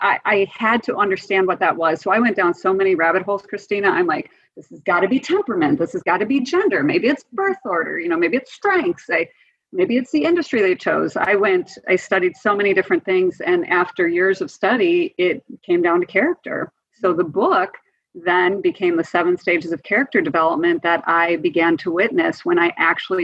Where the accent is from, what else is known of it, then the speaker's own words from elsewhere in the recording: Wisconsin, United States; I grew up in Wisconsin